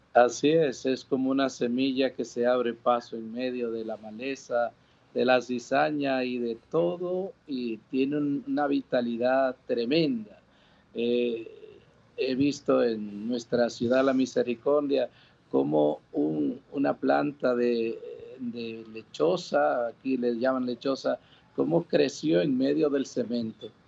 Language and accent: Spanish; Dominican Republic; born or raised there; moved away; also born or lived in New York, United States / Puerto Rico